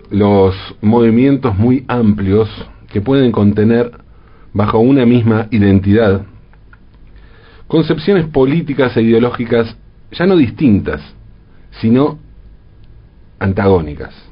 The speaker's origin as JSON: {"language": "Spanish", "country": "Argentina", "said": "Y nos queda claro porque, como argentinos, sabemos a qué se refiere con eso de ser como el peronismo."}